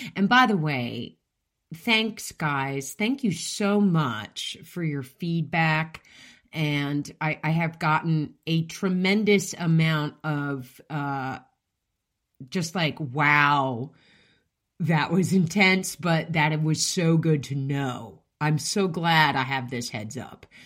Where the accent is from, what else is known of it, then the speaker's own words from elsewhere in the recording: United States; I'm an American and I speak English